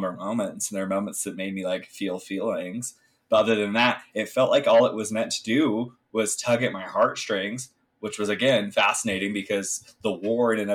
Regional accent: United States; I'm an American

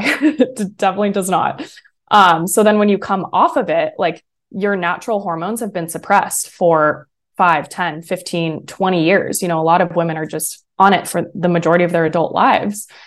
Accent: San Francisco, California, United States; also born or lived in San Diego; I grew up in San Francisco, California, that area.

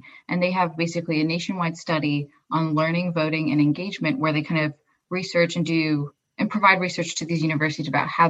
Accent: Pennsylvania, United States; I'm a junior studying industrial systems engineering, and I am from the swingiest of states, I would say, Pennsylvania.

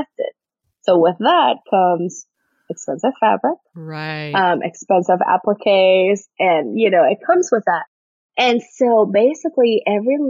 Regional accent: Puerto Rico; moved away as an adult; also born or lived in New York City; I'm from Puerto Rico, so my parents are 3,000 miles away

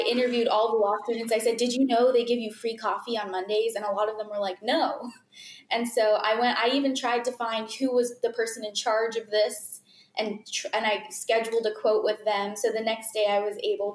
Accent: McKinney, Texas, United States; also born or lived in Florida; I was basically raised in McKinney. I was born in Florida, but my family moved here when I was like 9 months old.

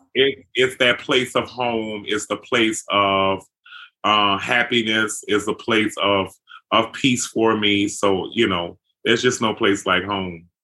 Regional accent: New Orleans, Louisiana, United States; growing up in New Orleans

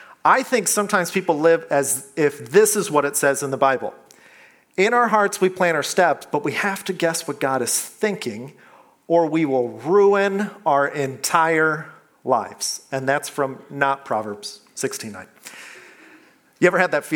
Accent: Iowa, United States; moved away; I'm from Iowa

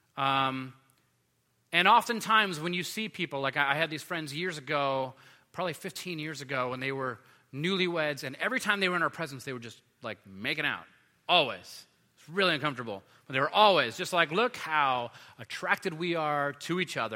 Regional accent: Los Angeles, California, United States; when I was a kid, I grew up in Los Angeles

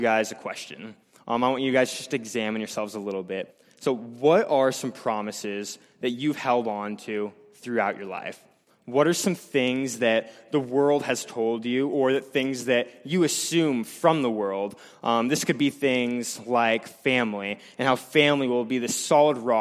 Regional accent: Blair, United States; I'm from Blair.

